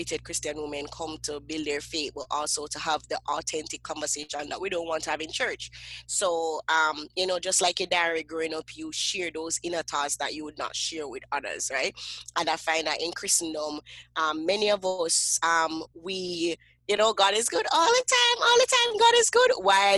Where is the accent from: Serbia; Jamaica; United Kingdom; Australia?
Jamaica; Kingston; I grew up in Kingston, Jamaica, and I grew up in what we call the inner city, you know, the ghetto of Kingston, Jamaica.